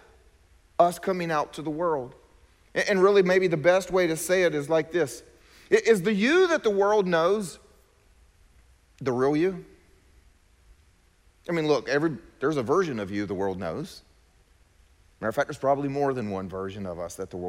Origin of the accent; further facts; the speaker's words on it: South Carolina, United States; I was from South Carolina